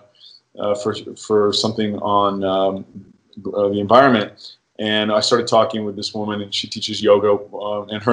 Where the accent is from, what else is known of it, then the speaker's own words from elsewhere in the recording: United Kingdom; as a British boy